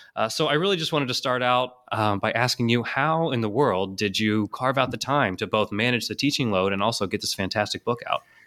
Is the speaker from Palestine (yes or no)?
no; Houston, Texas, United States; I grew up in Houston